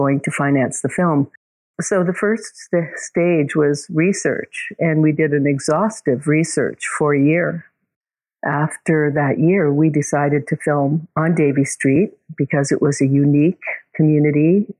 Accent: Vancouver, British Columbia, Canada; moved away; also born or lived in Toronto; I grew up in Vancouver, so I go back to see friends and family.

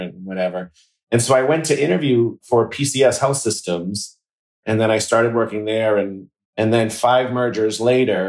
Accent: outside of Boston, Massachusetts, United States; I grew up outside of Boston in, a small town

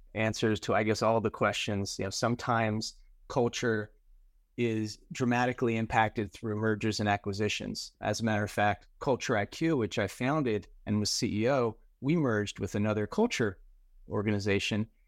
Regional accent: New Jersey, United States; also born or lived in New York City / Florida; I grew up in New Jersey and spent most of my career in New York City

